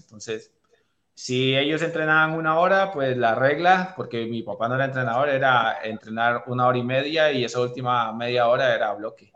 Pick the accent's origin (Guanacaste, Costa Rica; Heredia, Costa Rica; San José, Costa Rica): Guanacaste, Costa Rica; Liberia; now in Cartago, Costa Rica; Yo nací en Liberia, en la provincia de Guanacaste, una de las provincias más lindas de nuestro país, en una ciudad